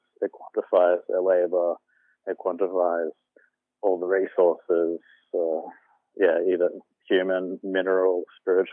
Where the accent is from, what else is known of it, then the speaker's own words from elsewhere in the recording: Alice Springs, Northern Territory, Australia; now in Brisbane, Australia; I was born in Alice Springs and grew up there